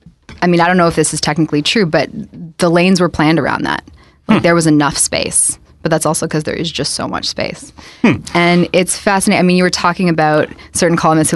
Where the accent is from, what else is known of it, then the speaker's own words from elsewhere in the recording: Toronto, Ontario, Canada; I grew up in High Park, so I'm used to being spoiled by trees and green space.